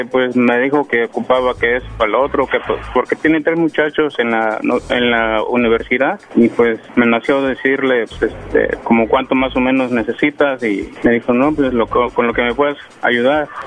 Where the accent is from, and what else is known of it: Guerrero, Mexico; moved away